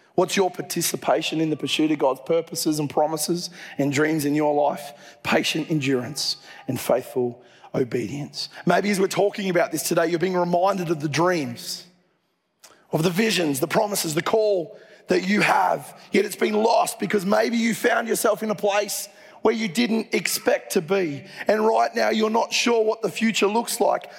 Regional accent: Dubbo, New South Wales, Australia; moved away; I grew up in Dubbo

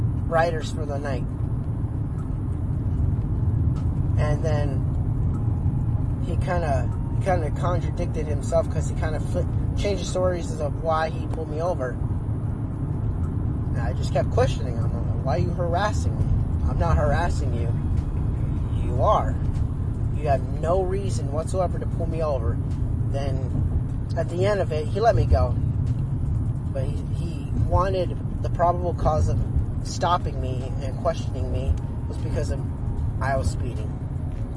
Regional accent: Arizona, United States; I'm from Arizona

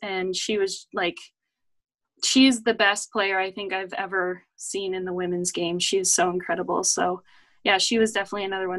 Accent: Canada; Canada, obviously hockey is our go-to sport.

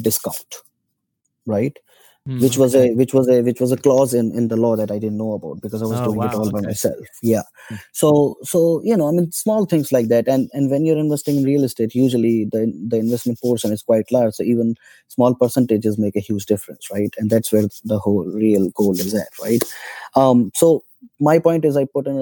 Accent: India; moved away; I'm citizen of India. It's my home country.

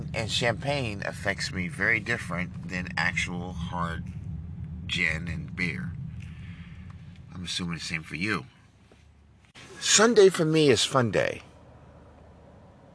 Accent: New York, United States; now in Dallas, United States; I grew up in New York, a lot of Jewish, Italians, Albanians.

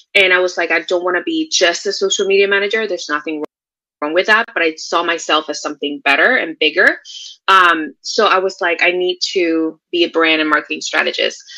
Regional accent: Puerto Rico; now in Texas, United States; I am originally from Puerto Rico. I am living in Texas right now

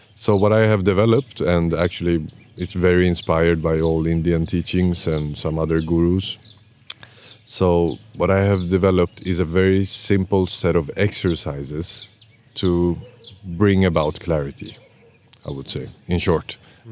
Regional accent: Sweden; also born or lived in Iran; I'm born in Iran but raised in Sweden

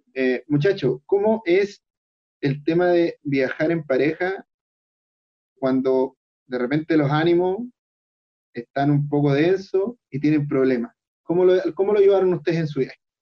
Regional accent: Chile; nosotros como chilenos tenemos que aprovechar que estamos en un país maravilloso

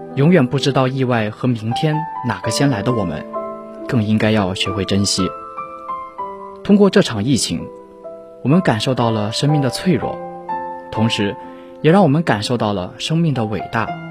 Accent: China; 自己作为一个中国人

